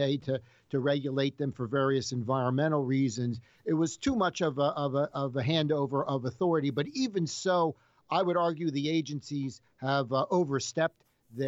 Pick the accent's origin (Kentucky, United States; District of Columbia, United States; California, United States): District of Columbia, United States; Washington; I grew up in the Washington, D.C. metropolitan area